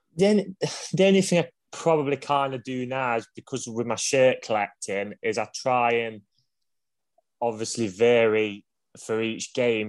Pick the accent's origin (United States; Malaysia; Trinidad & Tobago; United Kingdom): United Kingdom; Ilkeston, East Midlands; I come from Ilkeston